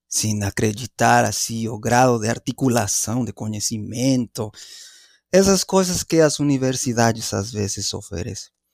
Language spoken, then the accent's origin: Portuguese; Mexico City, Mexico; Portuguese is a second language; moved away as an adult; also born or lived in Mérida, Yucatán, Mexico / Minnesota, United States; now in Brazil; Eh, cresci principalmente na cidade do México